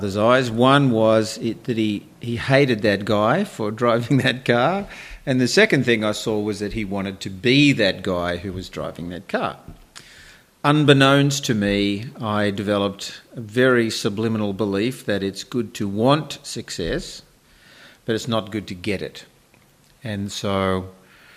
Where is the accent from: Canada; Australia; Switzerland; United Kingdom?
Australia; Sydney, New South Wales; I was born in Sydney in the 50s, working class family in Bankstown